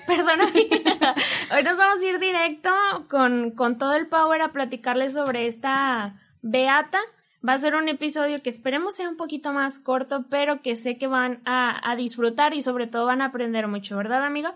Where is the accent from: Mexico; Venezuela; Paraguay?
Mexico; Monterrey, Nuevo León; nosotros somos bien regias de Monterrey.